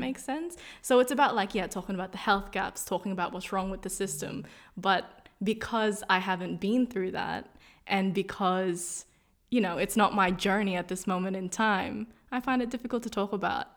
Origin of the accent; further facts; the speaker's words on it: Australia; also born or lived in Philippines; I came from the Philippines, but I pretty much grew up in Australia. I moved here when I was turning seven or eight.